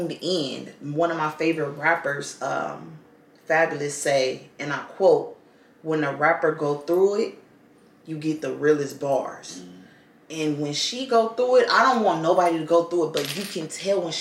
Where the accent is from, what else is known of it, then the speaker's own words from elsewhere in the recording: Los Angeles, California, United States; we're both from Watts